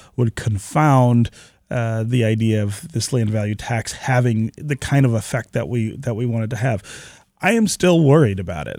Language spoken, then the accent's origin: English; Detroit, Michigan, United States; I grew up here in Detroit